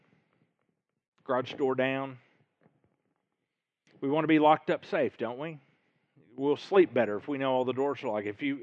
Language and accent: English; Little Rock, Arkansas, United States; I grew up in Little Rock